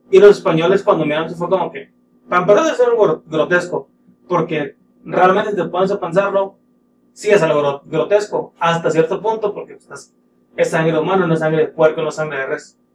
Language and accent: Spanish; northern Mexico, Mexico; como norteños